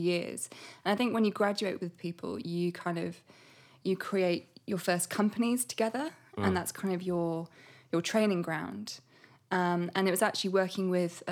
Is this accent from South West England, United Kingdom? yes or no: yes; Bristol, South West England, United Kingdom; I grew up in Bristol